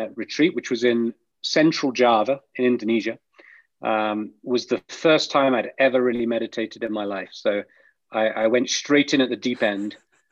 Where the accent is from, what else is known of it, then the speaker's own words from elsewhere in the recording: the middle of England, United Kingdom; I grew up in England. I grew up in, you know, the middle of England in a village.